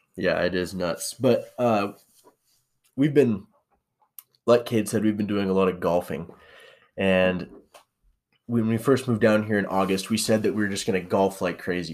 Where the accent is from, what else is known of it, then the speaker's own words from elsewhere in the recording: Spokane, Washington, United States; moved away as an adult; also born or lived in St. Maries, Idaho; now in Boise, United States; I'm from Spokane, Washington, and Saint Mary's